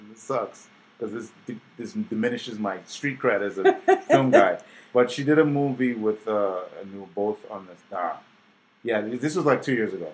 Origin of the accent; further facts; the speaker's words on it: Trinidad & Tobago; moved away as an adult; also born or lived in Harlem, New York, United States; now in United States; I grew up in Trinidad. And I was born in Harlem